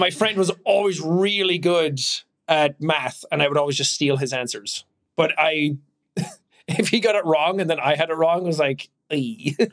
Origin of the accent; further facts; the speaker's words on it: Ireland; I'm Irish. I don't say ATH words properly